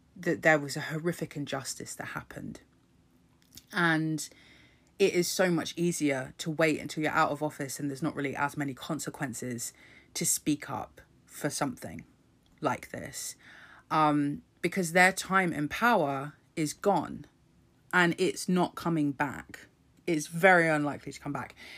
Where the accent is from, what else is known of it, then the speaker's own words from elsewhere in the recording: United Kingdom; my birth certificate that says I was fucking born in this country